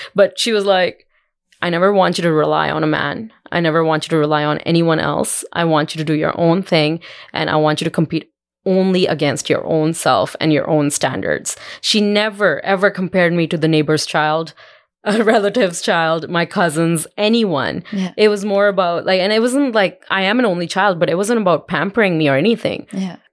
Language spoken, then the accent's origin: English; India; now in Calgary, Canada; When I was growing up in India